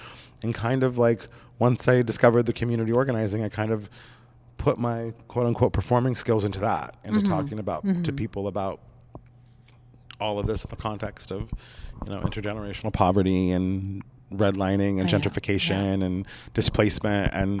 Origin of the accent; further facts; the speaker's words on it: southern Oregon coast, United States; moved away; back in my hometown through the senior center there, and we had been talking about the hospice there on the Southern Oregon coast